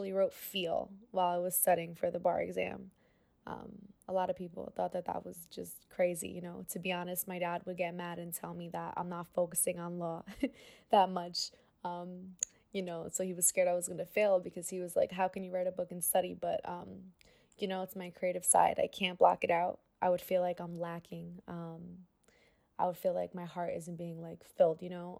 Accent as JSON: {"language": "English", "town": "New York City", "region": "New York", "country": "United States", "tie": "born or raised there"}